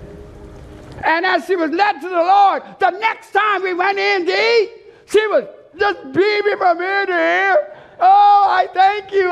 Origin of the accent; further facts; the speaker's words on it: Bermuda; Where are you from?" I told her, "Bermuda."